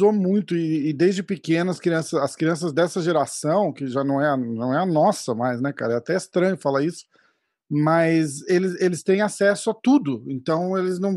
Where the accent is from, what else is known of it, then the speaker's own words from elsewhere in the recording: São Paulo, Brazil; Eu sou de São Paulo